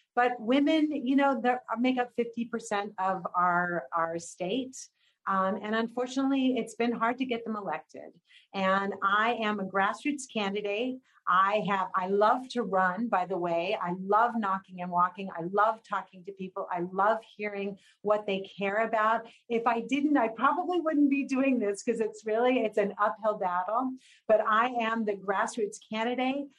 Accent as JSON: {"language": "English", "region": "Texas", "country": "United States", "tie": "born or raised there", "moved": "yes", "lives_now": "California, United States", "said": "I was actually from Texas"}